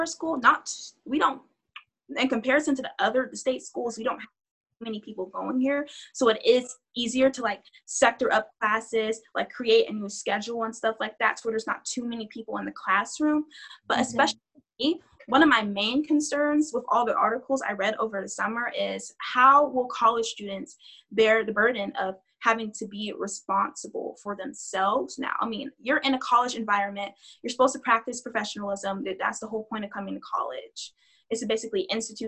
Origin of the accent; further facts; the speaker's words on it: Georgia, United States; We're from Georgia